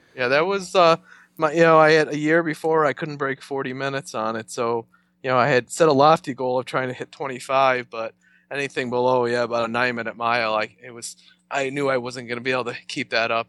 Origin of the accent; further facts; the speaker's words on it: north of Buffalo, New York, United States; moved away as an adult; now in Rochester, United States; I came from just, uh, north of Buffalo. I came up here for college and kinda never left